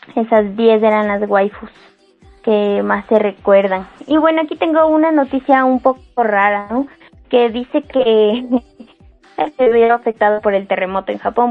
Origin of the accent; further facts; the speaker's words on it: Ecuador; soy de Ecuador